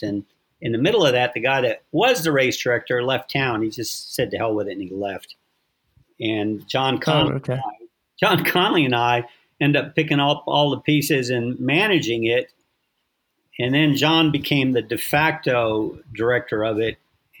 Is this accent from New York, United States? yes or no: no; San Diego, California, United States; born there; also born or lived in Alaska / Virginia / Philadelphia / France; I lived in, I was born in San Diego, but we lived in Alaska, And then we moved to Virginia, and then Philadelphia, and then France, and then Virginia